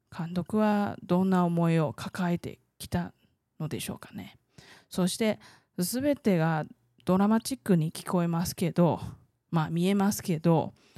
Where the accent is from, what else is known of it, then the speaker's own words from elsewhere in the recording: Taiwan; 台湾生まれ台湾育ち